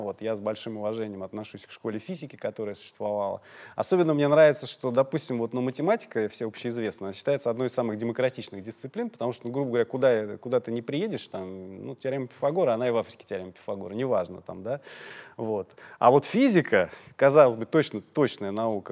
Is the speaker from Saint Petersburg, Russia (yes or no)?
no; Moscow, Russia; я из Орехова-Борисова